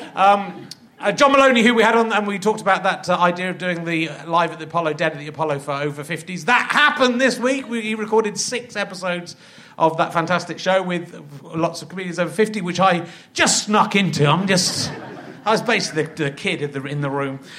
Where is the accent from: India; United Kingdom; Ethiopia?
United Kingdom; England; English little posh kids